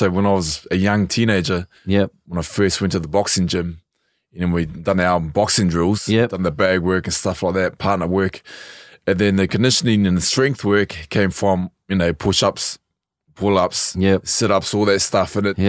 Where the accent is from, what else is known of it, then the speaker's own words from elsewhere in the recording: North Island, New Zealand; also born or lived in South Island; So I was born in the South Island, but then I grew up in the North Island.